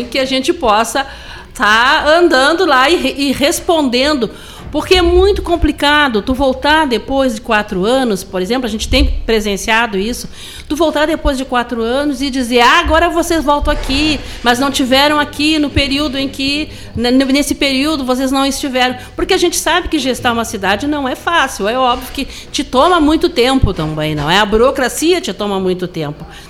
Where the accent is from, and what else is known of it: Porto Alegre, Rio Grande do Sul, Brazil; moved away; also born or lived in Pelotas